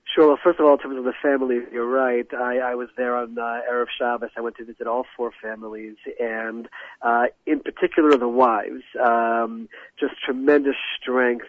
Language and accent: English; United States; moved away as an adult; now in Israel; growing up in America with non-Jews all around me